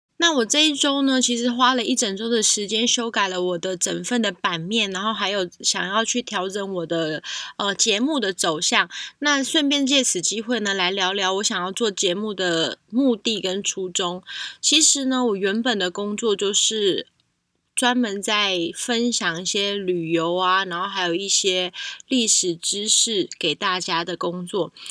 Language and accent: Chinese; Taiwan; 我自己身为台湾人